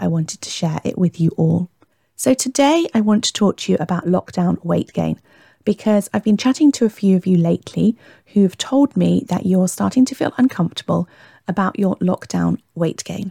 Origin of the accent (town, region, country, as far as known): Warwickshire, West Midlands, United Kingdom; born or raised there; also born or lived in Hertfordshire